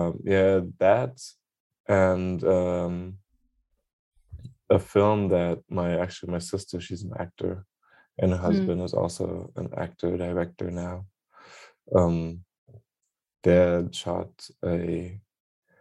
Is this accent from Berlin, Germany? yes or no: yes; Berlin, Germany; English is a second language; also born or lived in London; I'm born and raised in Berlin, Germany. That's also where I am right now